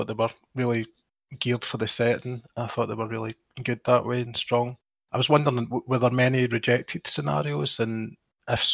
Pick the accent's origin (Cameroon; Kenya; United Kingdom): United Kingdom; Scotland